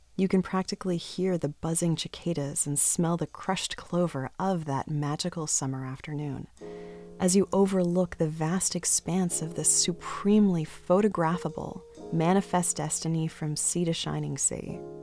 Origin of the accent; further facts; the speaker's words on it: Boston, Massachusetts, United States; also born or lived in Toronto; I'm from Boston, except for those years that I lived in Toronto